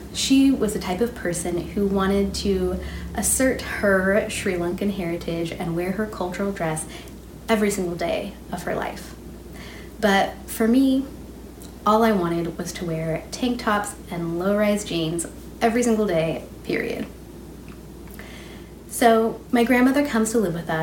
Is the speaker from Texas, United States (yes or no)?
no; Alaska, United States; Growing up in Alaska, all I wanted was to fit